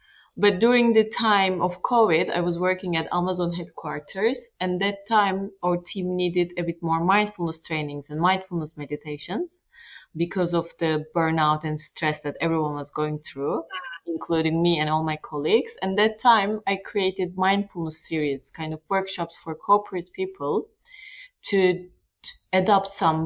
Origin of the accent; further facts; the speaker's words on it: Turkey; now in Luxembourg; I am originally Turkish, actually. I'm from Turkey